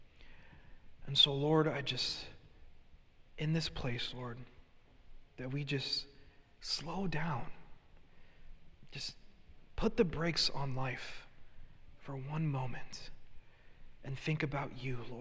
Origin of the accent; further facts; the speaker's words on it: Hartford, Connecticut, United States; being born and raised in Hartford, Connecticut